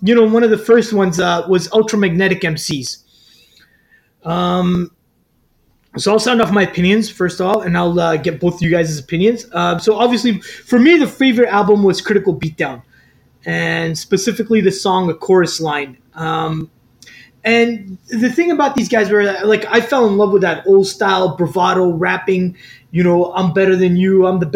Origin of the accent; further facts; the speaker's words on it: Riyadh, Riyadh Province, Saudi Arabia; now in Canada; we grew up in Riyadh, Saudi Arabia.